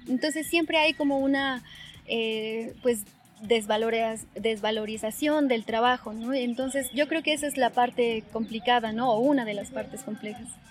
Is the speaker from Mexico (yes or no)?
yes; Toluca, State of Mexico, Mexico; yo nací en el Estado de México, en Toluca